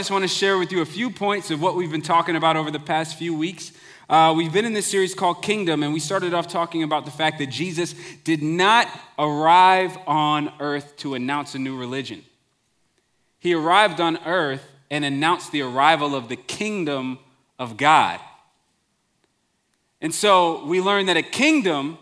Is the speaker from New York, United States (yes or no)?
yes; Long Island, New York, United States; growing up in Long Island, New York